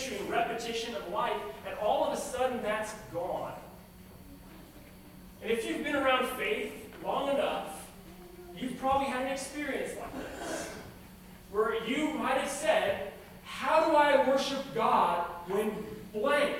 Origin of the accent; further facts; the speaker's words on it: Los Angeles, California, United States; I grew up in Los Angeles